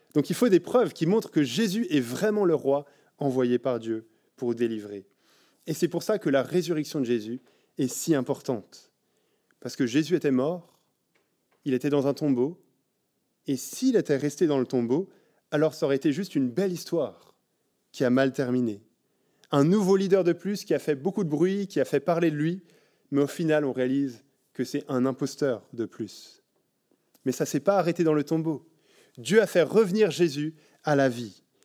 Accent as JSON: {"language": "French", "country": "France", "moved": "yes", "lives_now": "Belgium", "said": "en tant que Français en Belgique"}